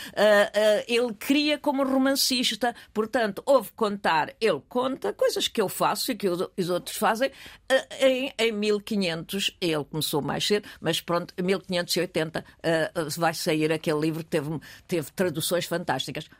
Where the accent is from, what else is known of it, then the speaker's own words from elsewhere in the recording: Portugal; also born or lived in United States; quando vim da América com um ano e meio, fomos para a terra, mais ou menos para a terra do meu pai, numa, eh, casa da minha avó materna